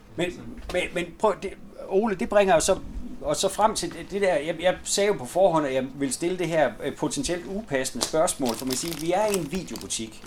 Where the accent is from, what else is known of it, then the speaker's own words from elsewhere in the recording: Denmark; hjemme i Gammelry